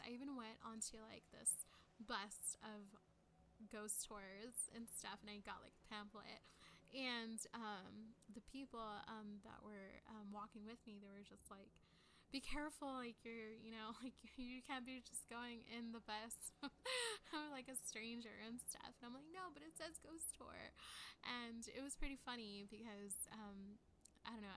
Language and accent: English; San Antonio, Texas, United States; I'm from San Antonio